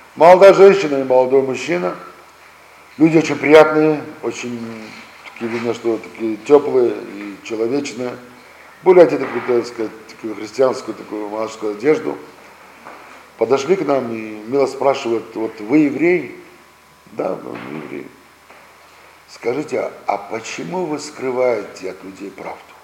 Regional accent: Russia; мы сами родились здесь, в России

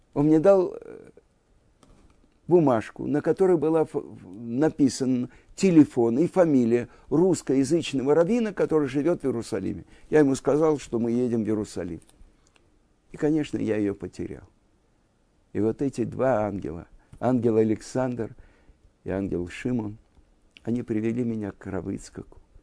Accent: Moscow, Russia; moved away as an adult; also born or lived in Jerusalem, Israel; now in Israel; из Москвы

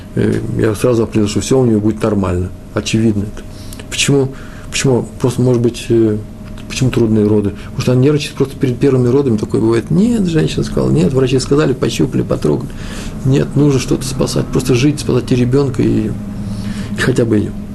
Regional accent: Russia; я из России, я советский хасид

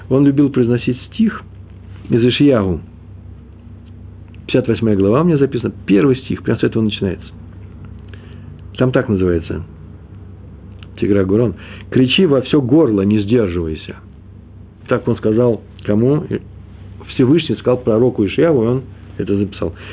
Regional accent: Russia; now in Israel; Я приехал из России.

